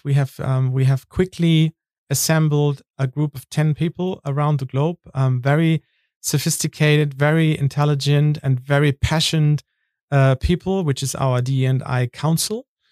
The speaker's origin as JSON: {"language": "English", "area": "North Sea coast", "region": "Northern Germany", "country": "Germany", "moved": "yes", "said": "I'm from the North Sea in Germany"}